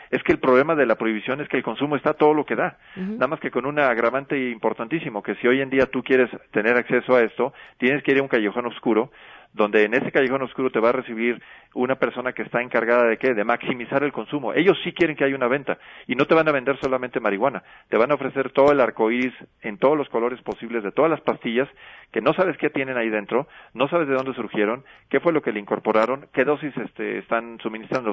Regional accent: Guanajuato, Mexico; Yo soy oriundo de Guanajuato

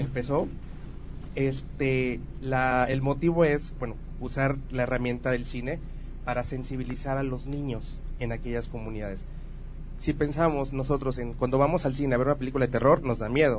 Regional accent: Tabasco, Mexico; also born or lived in Veracruz; Nací en Tabasco y viví en Veracruz también

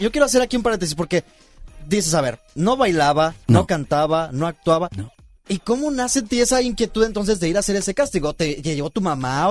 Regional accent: Sonora, Mexico; moved away; aunque también soy norteño, soy de Sonora

